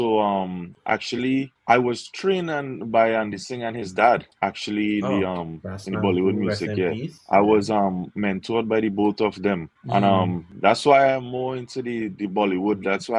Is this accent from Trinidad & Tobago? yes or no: yes; Trinidad & Tobago; moved away as an adult; now in New York, United States; I was born and raised in Trinidad, Rambut Village in Laramie.